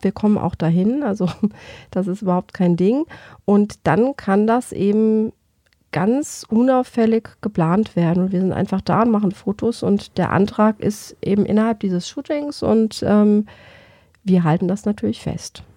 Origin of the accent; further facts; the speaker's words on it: Germany; bei uns in Deutschland